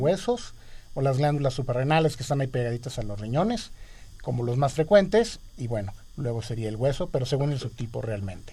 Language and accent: Spanish; Mexico; somos más mexicanos, evidentemente